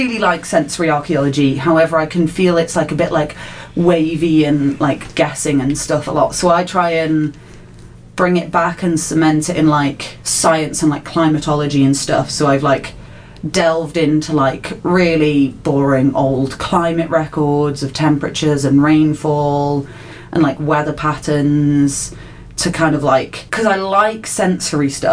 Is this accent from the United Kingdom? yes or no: yes; Lake District, North West England, United Kingdom; I'm from the Lake District